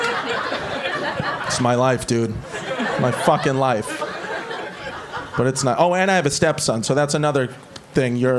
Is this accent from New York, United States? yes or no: yes; New York City, New York, United States; I'm from Brooklyn, like the old Brooklyn, you know, like not the new fucking quinoa Brooklyn. I'm from the old part